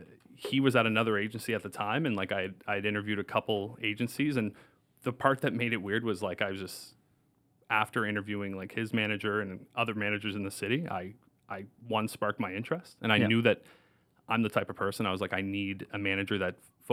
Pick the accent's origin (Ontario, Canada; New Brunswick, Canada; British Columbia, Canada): New Brunswick, Canada; Moncton; Born and raised in Moncton.